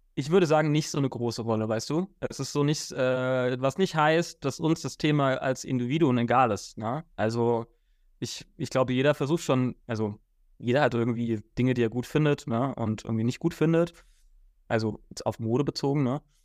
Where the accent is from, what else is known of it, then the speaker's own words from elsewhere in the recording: Frankfurt, Hesse, Germany; ich komme ja aus Frankfurt, ich wohne auch in Frankfurt